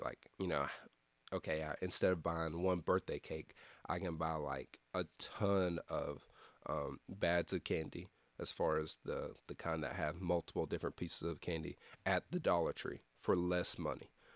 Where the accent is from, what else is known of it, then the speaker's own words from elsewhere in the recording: Lexington, Tennessee, United States; moved away as an adult; also born or lived in Cleveland, Tennessee; my hometown, Lexington, Tennessee